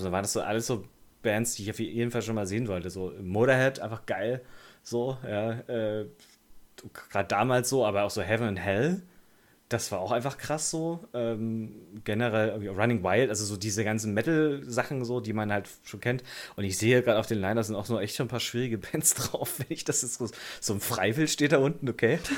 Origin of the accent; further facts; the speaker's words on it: Germany; als Deutscher